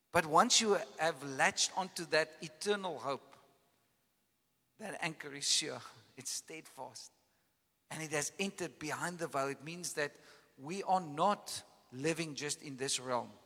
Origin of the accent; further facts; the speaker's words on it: Caledon, Western Cape, South Africa; I come from Caledon, you know, and there's this big valley that, that, that the farm that I grew up